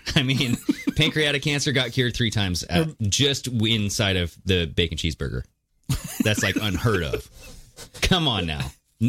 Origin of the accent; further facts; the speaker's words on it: United States; As an American.